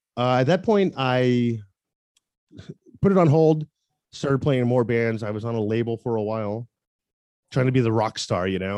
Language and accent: English; Tampa, Florida, United States; moved away as an adult; also born or lived in Seattle, Washington; I'm originally from Tampa, Florida.